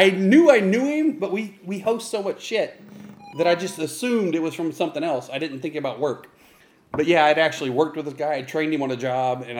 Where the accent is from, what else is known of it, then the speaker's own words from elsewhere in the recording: Ohio, United States; moved away as an adult; now in Texas, United States; I was from Ohio.